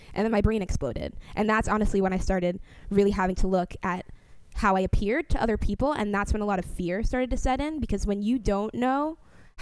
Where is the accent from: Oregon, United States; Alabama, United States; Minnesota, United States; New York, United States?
New York, United States; New York City; now in Washington, D.C., United States; The area that I grew up in the Bronx was primarily Jewish